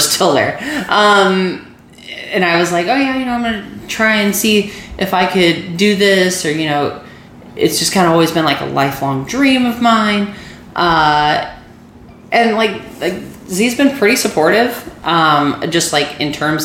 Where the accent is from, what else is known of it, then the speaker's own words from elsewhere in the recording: Missouri, United States; I'm from Missouri